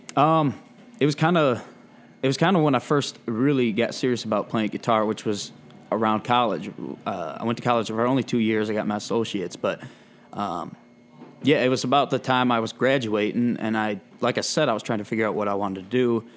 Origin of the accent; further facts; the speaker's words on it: Michigan, United States; playing around Michigan